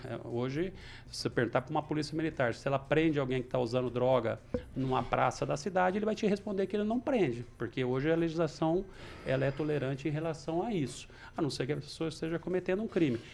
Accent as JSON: {"language": "Portuguese", "town": "Maringá", "region": "Paraná", "country": "Brazil", "tie": "born or raised there", "said": "pela nossa querida Vila Operária e onde cresci, praticamente nasci, nasci no, no Maringá Velho, mas fui crescido na Operária"}